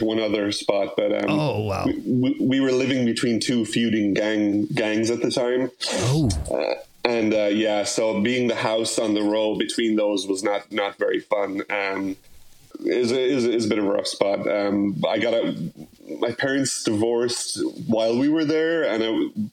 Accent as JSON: {"language": "English", "town": "Limerick", "region": "Munster", "country": "Ireland", "tie": "born or raised there", "moved": "yes", "lives_now": "New York City, United States"}